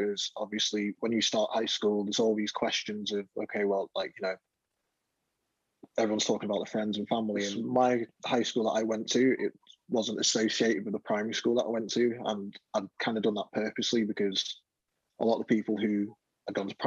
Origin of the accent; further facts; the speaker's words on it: London, United Kingdom; moved away; also born or lived in north of England; I was born in London, and when growing up in London, it's very multicultural